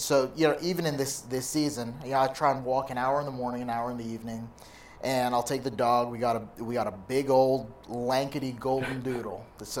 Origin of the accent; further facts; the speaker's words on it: Canada; now in United States; I grew up in Canada